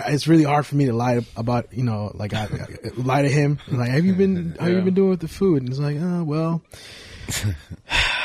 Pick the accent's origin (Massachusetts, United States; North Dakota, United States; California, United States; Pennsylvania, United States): California, United States; Richmond; growing up in Richmond